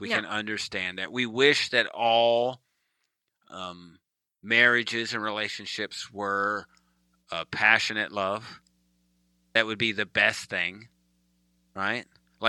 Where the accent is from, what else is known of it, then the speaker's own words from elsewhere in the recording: United States; I'm the American in our relationship.